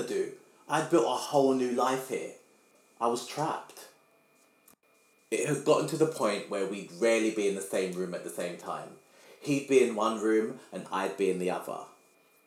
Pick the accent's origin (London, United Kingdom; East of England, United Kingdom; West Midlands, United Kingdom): London, United Kingdom; As a Londoner